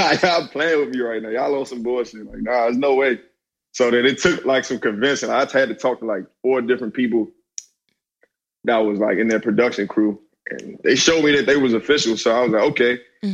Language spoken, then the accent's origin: English; Hyattsville, Maryland, United States; I come from a city named Hyattsville, Maryland. You know what I'm saying? Around the DC metropolitan area